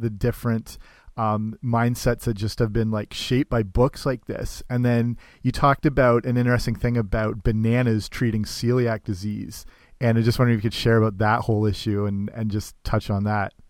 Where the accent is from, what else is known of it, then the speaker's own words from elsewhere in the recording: Canada; I'm Canadian, but I work in uh, a summer camp in the states